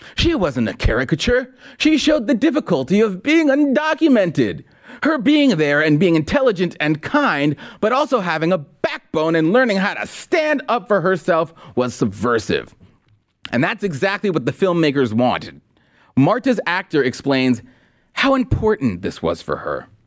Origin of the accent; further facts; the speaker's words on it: Los Angeles, California, United States; as an L A kid